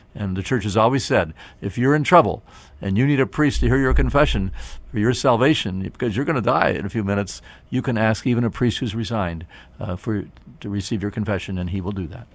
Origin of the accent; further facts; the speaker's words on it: Canton, Ohio, United States; people in my hometown here of Canton